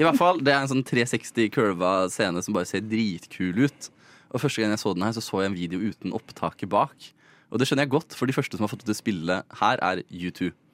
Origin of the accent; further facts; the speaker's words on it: Mysen, Østfold, Norway; now in Oslo, Norway; fra Mysen, der jeg er fra